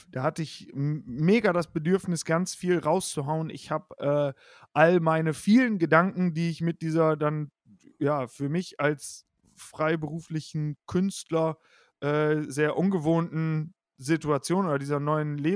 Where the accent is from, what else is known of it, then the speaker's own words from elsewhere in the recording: Osnabrück, Lower Saxony, Germany; es gibt eine Show mhm. in Osnabrück, wo ich herkomme, die heißt … liest eure Witze.